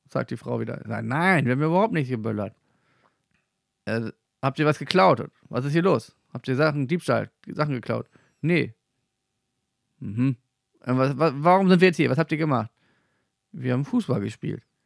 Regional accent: Germany; aus Klein-Mickelsen

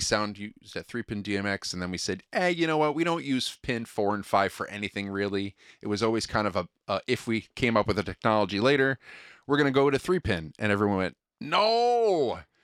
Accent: Connecticut, United States; moved away; I'm from Connecticut originally

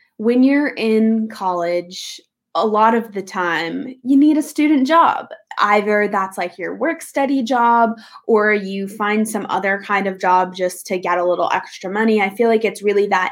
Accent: New York City, New York, United States; moved away as an adult; also born or lived in Los Angeles, California; I am born and raised in New York City, grew up on the Upper East Side

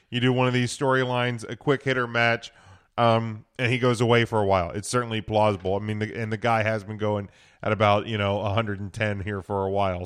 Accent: Pennsylvania, United States; us Pennsylvania people

